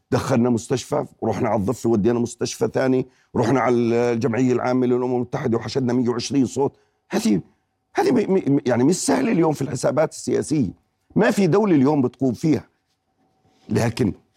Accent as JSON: {"language": "Arabic", "country": "Jordan"}